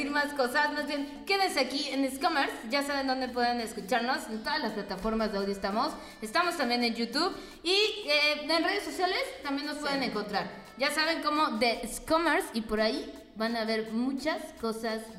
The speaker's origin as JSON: {"language": "Spanish", "region": "Mexico City", "country": "Mexico", "tie": "born or raised there", "said": "yo crecí en Ciudad de México en la colonia Narvarte. y allá soy."}